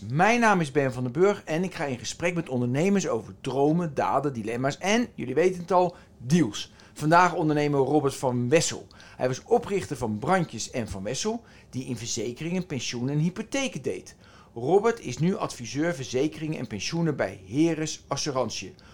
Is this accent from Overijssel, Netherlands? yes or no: no; near The Hague, South Holland, Netherlands; ik kom uit de Haag. Nou, onder de Haag.